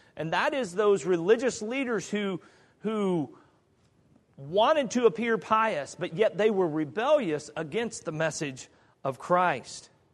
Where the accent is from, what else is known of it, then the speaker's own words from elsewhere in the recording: Kansas, United States; moved away; In Kansas, there's a beautiful area of the country. I think it's beautiful. That's my home state.